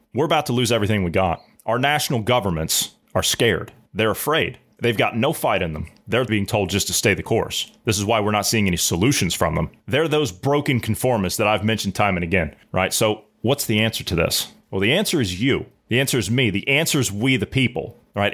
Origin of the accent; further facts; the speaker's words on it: United States; I'm an American